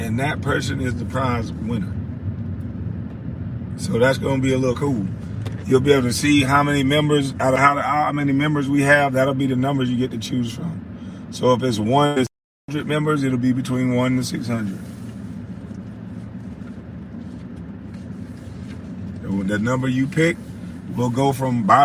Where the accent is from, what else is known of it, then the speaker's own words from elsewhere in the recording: Brunswick, United States; we are from Brunswick